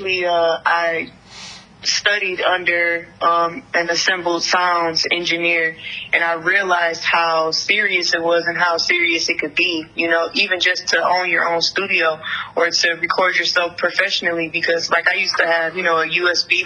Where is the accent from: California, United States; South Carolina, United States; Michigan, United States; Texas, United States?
Michigan, United States; Detroit; also born or lived in Ann Arbor; I am born and raised in Detroit. I've been out here my whole life for the most part